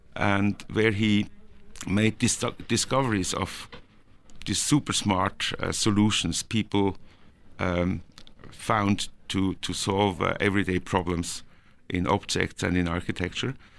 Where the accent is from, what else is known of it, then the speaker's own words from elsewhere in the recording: Norway; also born or lived in Switzerland; now in Zurich, Switzerland; I was born in Norway and I was, uh, raised there